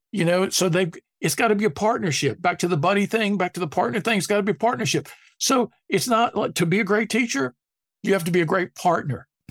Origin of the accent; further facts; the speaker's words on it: Durham, North Carolina, United States; growing up in Durham, North Carolina